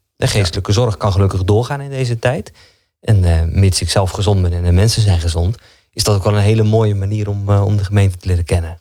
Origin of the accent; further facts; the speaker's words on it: Zalk, Overijssel, Netherlands; also born or lived in Doornspijk; now in Genemuiden, Netherlands; ik ben geboren in Zalk, hier niet zo heel ver vandaan, ja. aan de IJssel